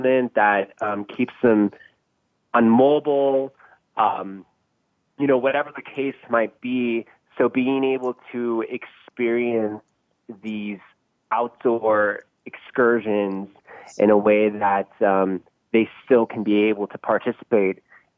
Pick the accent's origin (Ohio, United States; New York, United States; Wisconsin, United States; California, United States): California, United States; Northern; I grew up up in Northern California in the city